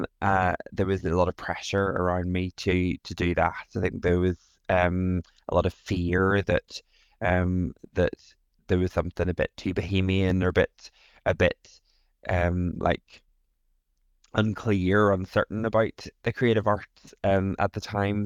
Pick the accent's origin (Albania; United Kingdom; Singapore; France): United Kingdom; Northern Ireland; moved away; also born or lived in England; I am originally from Northern Ireland, lived in England for a good bit and moved back to Northern Ireland recently.